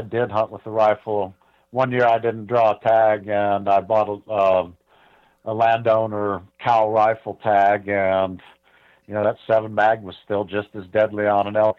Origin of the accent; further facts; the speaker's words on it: Ohio, United States; I grew up in Ohio.